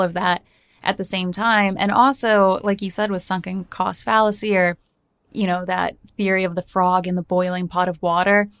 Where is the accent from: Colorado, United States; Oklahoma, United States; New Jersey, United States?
New Jersey, United States; growing up in Jersey